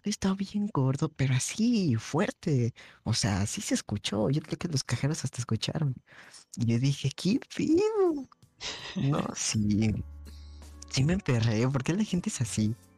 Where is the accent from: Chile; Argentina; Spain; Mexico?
Chile; nosotros venimos de Chile